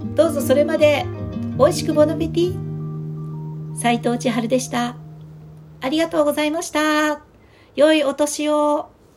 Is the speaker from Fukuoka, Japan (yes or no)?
yes; Fukuoka, Japan; now in Tokyo, Japan; 私の地元の福岡